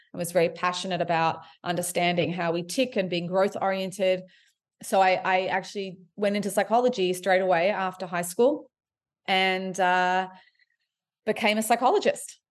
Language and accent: English; Sydney, New South Wales, Australia; also born or lived in Montreal, Quebec, Canada; I was raised in Sydney, Australia, and, uh, but I was born in Montreal, Quebec.